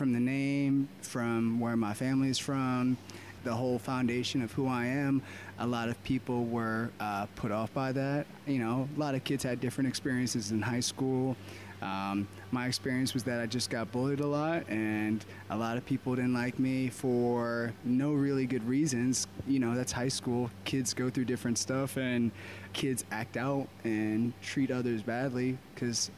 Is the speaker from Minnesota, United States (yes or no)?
no; Baltimore, Maryland, United States; also born or lived in Delaware / Colorado / Pennsylvania; I was born in Delaware, but I was raised here in Baltimore my whole life.